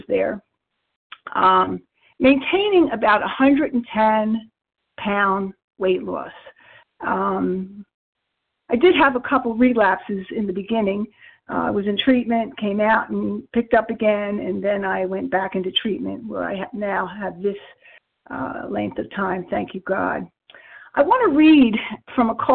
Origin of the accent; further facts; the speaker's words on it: New Jersey, United States; I am a recovered compulsive overeater from South Jersey